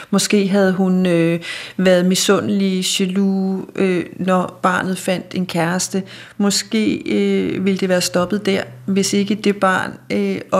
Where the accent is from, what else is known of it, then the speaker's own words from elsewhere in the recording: Denmark; hvordan vi som danskere kommer og i talsætter os selv som forældre over grønlænderne